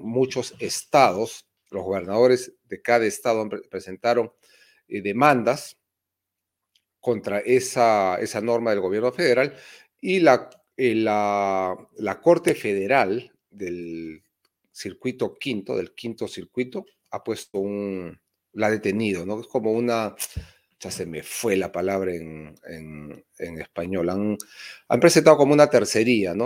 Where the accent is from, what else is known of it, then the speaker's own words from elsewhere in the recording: Peru; Soy del Perú profundo y no lo niego, más bien estoy orgulloso, un hispano del Perú profundo